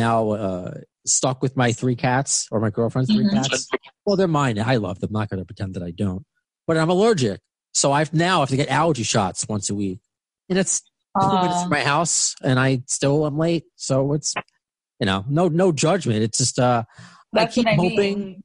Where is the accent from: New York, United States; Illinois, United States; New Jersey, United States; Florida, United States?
New York, United States; I'm a Northerner. I'm a New Yorker.